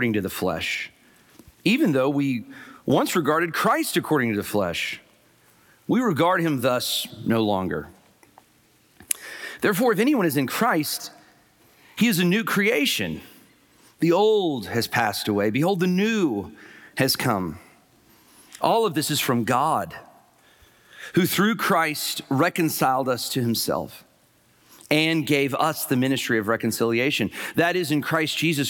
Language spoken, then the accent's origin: English; Huntsville, Alabama, United States; I was raised in Huntsville, Alabama